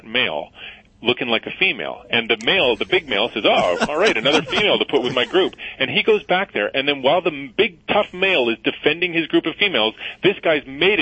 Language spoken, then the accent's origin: English; Edmonton, Alberta, Canada; I'm from Canada, so I went back to my home in Edmonton